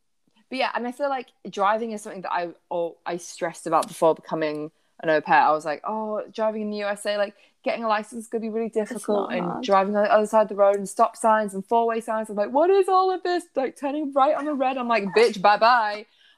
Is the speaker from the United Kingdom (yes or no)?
yes; United Kingdom; moved away as an adult; now in United States; I'm British